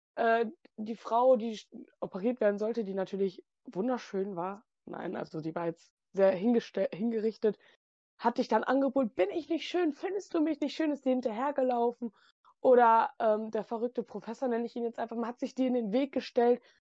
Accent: near Movie Park Germany, North Rhine-Westphalia, Germany; komme von der Nähe aus dem Moviepark

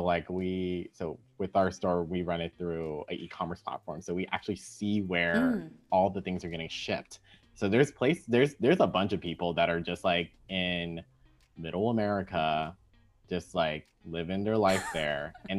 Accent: Richmond, Virginia, United States; born or raised there; also born or lived in Los Angeles / Orange County / Washington DC / Baltimore; now in New York City, United States

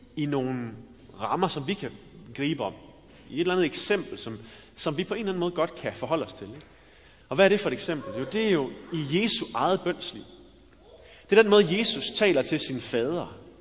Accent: West Jutland, Central Denmark Region, Denmark; jeg er fra Vestjylland

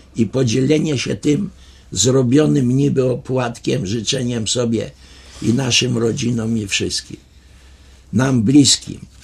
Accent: Lublin, Lublin Voivodeship, Poland; Byłem ja z Lublina

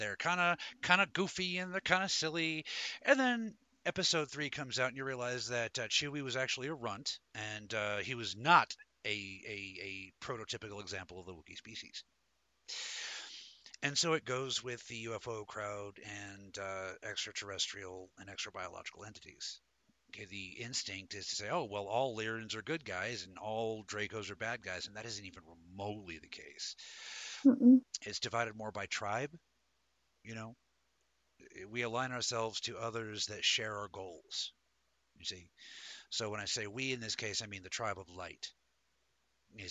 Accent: Denver, Colorado, United States; I was born in Denver, Colorado

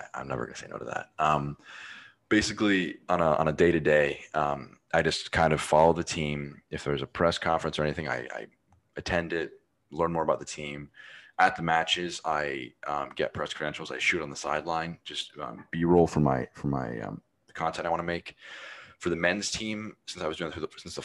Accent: United States; I'm American

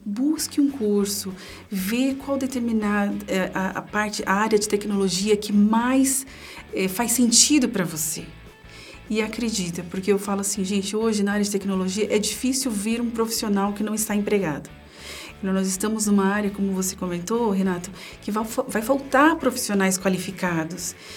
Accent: São Paulo, Brazil; eu sou de São Paulo, né? Eu passei toda a minha infância, adolescência na Zona Leste de São Paulo

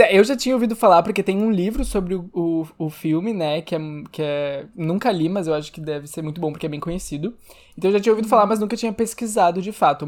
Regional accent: Rio Grande do Sul, Brazil; accent: gaúcho; eu tô misturando sotaque gaúcho com sotaque carioca

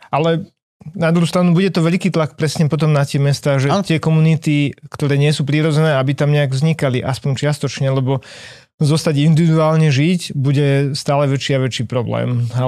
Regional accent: Slovakia; A my sme Slováci, sme ešte stále väčšina Slovákov žije na dedinách.

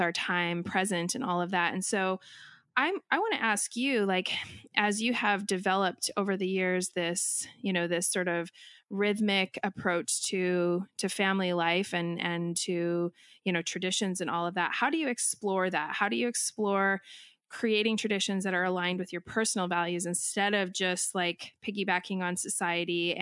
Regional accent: Canada; I'm Canadian as well

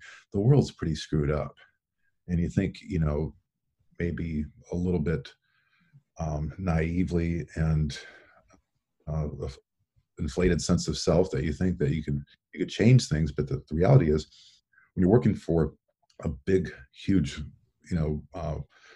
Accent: Iowa, United States; when I was growing up in Iowa

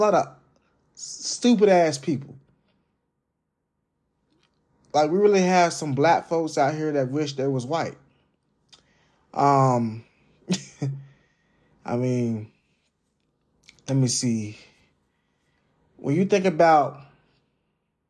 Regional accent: Jacksonville, Florida, United States; I grew up in Jacksonville. And Jacksonville is far from racist. Like, we have every fucking race in Florida

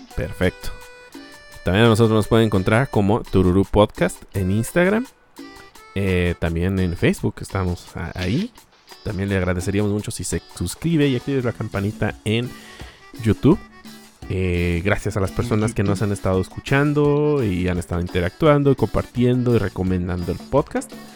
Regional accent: Aguascalientes, Mexico

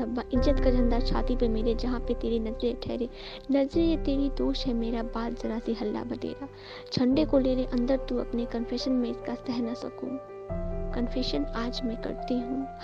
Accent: Singhwara, Bihar, India; और मैं बिहार से हूँ दरभंगा जिला से सिंगवाड़ा प्रखंड से हूँ

